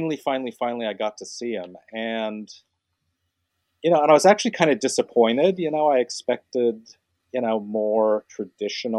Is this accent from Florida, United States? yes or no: no; Salt Lake City, Utah, United States; I grew up in Salt Lake City, Utah